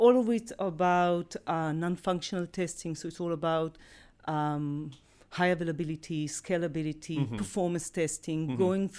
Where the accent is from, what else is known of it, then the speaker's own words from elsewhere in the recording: Israel; born and raised in Israel, been in tech for more than 2 decades.